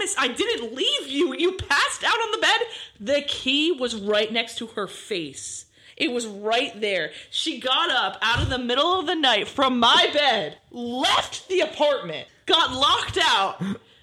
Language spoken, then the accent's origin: English; Freehold, New Jersey, United States; We're both from Freehold, so we went to a special school for